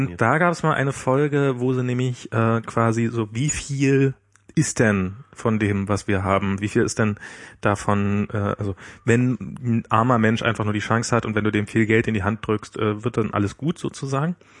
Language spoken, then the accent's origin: German; the East, East Germany, Germany; ich bin ja im Osten groß geworden